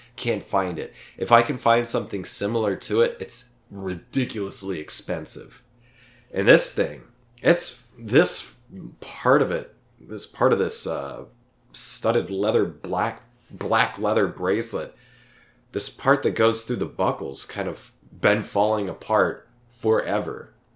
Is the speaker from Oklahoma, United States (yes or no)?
yes; Oklahoma, United States; now in Austin, United States; my hometown in Oklahoma